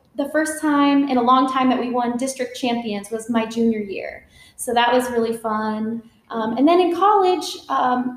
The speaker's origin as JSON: {"language": "English", "region": "Florida", "country": "United States", "tie": "born or raised there", "moved": "as an adult", "lives_now": "Fort Worth, United States", "said": "I was born and raised in Florida, actually. Went to college there. And then I moved here for medical school."}